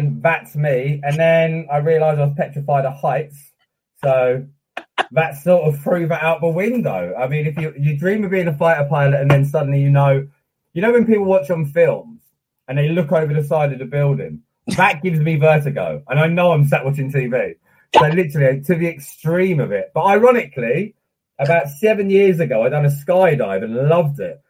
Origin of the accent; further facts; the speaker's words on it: United Kingdom; also born or lived in Hampshire; I've always been in the UK.